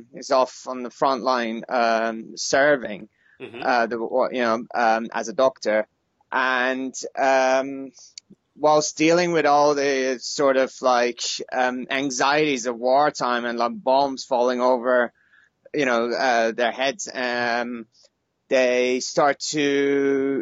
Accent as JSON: {"language": "English", "country": "Iran", "tie": "born or raised there", "said": "I was born in Iran, in the 80s, right in the middle of the Iran-Iraq War."}